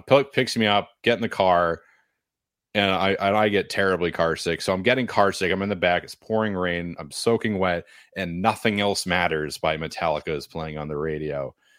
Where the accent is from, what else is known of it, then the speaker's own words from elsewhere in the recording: Nashua, New Hampshire, United States; I'm from Nashua